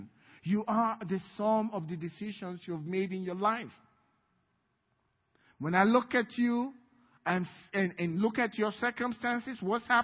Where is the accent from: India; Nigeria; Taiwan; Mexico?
Nigeria; now in United States; I'm a Nigerian